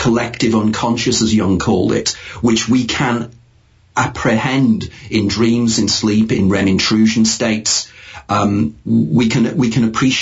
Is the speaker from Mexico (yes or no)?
no; United Kingdom; as a Brit living in an island